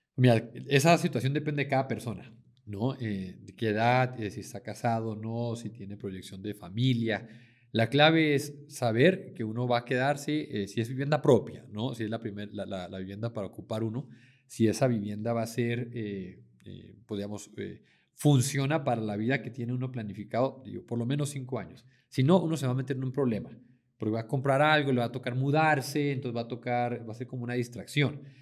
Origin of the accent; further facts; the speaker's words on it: Mexico; moved away as an adult; now in Medellín, Colombia; mexicano, pero llevo ya 10 años viviendo acá en Medellín